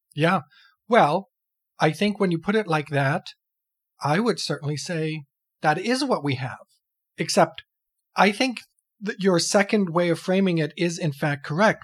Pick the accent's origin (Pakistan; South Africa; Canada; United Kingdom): Canada; I'm some schmuck from Canada